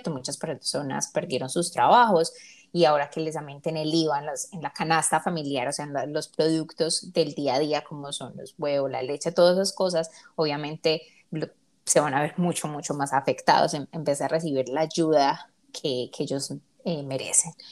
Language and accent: Spanish; Colombia; now in United States; Nosotros, como Eliana lo dijo, somos colombianas y aunque no vivimos en este momento en Colombia